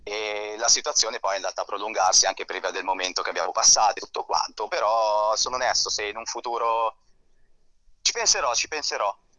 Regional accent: Seveso, Lombardy, Italy; Io sono dell'Interla Milanese, sono di Seveso.

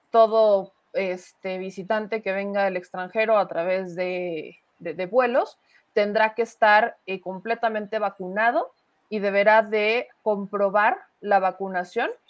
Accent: Mexico; Nosotros los mexicanos no dominamos el mundo porque nos falta empuje.

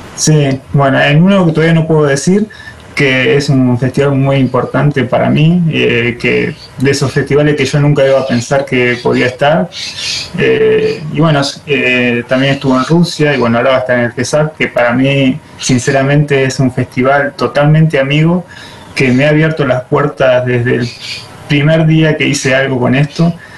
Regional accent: La Pampa, Argentina; Yo soy de La Pampa

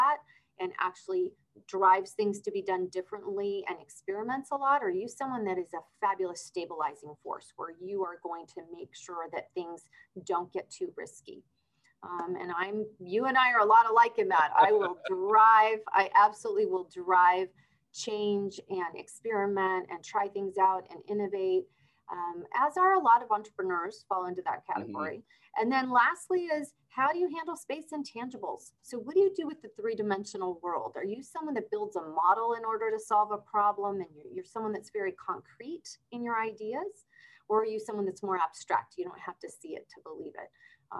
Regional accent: Argentina; also born or lived in Brazil; But I was born in Argentina. And then we moved around a little bit in Argentina. And then I moved to Brazil.

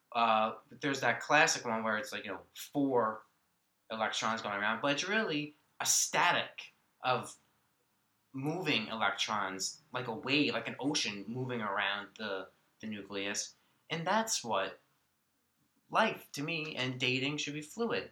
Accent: Long Island, New York, United States; I grew up on Long Island, uh, born New York City.

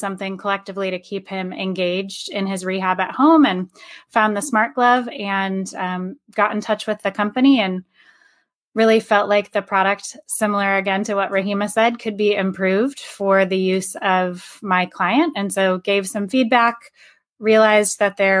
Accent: Midwest, United States; now in Bay Area, United States; I grew up in the Midwest and now I'm out in the Bay Area.

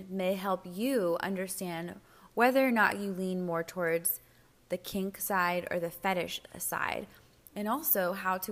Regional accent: United States; I'm an American

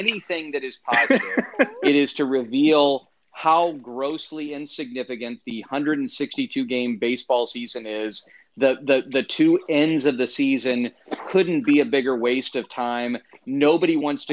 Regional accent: Fort Wayne, Indiana, United States; I'm from Fort Wayne, Indiana.

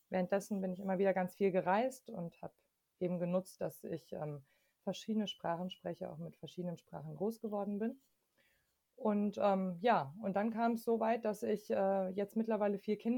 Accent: Munich, Bavaria, Germany; born there; Ähm, und deswegen bin ich zum Beispiel in München geboren und habe dann in ganz vielen verschiedenen Bundesländern gelebt, einfach immer wieder aus verschiedenen Gründen und auch in verschiedenen Ländern.

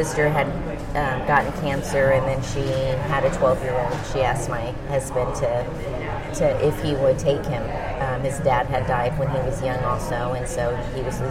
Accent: Corpus Christi, Texas, United States; moved away as an adult; now in Austin, United States; I'm originally from Corpus Christi

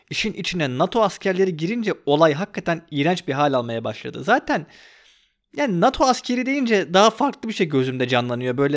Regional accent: Turkey; Bu dizide de bence bir Türk olarak görmek, iyi oyunculuğunu görmek

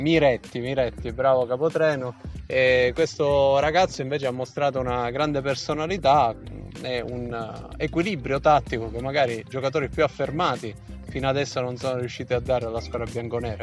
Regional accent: Calabria, Italy; se noi siamo calabresi

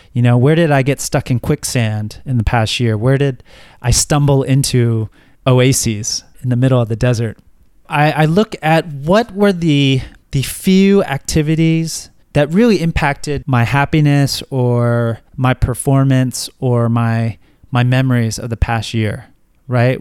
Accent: United States; moved away; living abroad as an American

